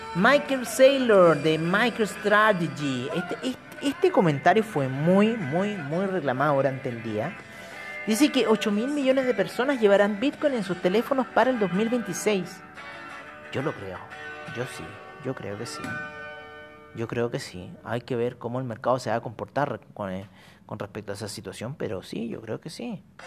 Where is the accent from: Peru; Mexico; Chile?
Chile; yo soy de Chile